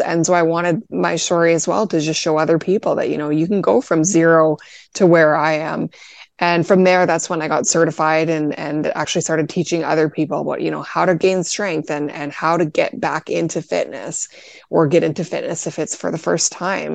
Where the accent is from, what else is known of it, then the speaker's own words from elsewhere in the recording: Canada; I'm actually Canadian